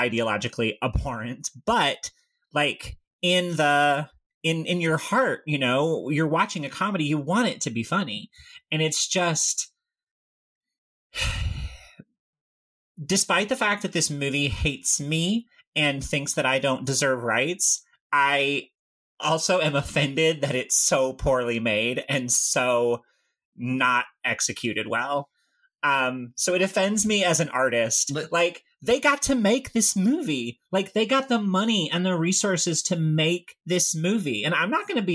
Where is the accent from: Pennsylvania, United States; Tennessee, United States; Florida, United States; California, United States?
Tennessee, United States; I grew up in Tennessee